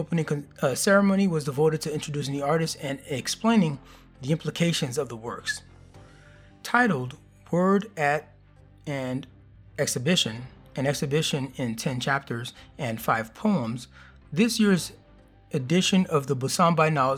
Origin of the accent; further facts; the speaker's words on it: Miami, Florida, United States; moved away; I grew up in Miami